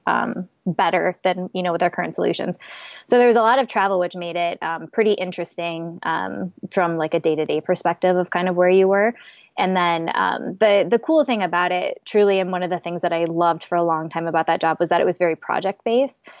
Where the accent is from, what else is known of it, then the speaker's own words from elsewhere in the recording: South Dakota, United States; now in Minneapolis, United States; live in Minneapolis. I'm originally from South Dakota